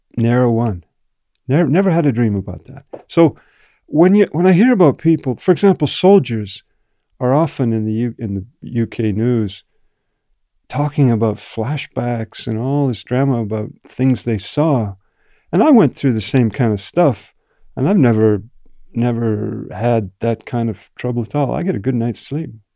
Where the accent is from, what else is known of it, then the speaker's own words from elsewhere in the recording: Canada; also born or lived in Japan; I grew up in Canada